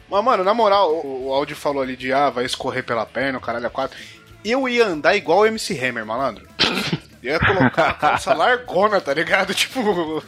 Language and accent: Portuguese; São Paulo, Brazil; eu sou de São Paulo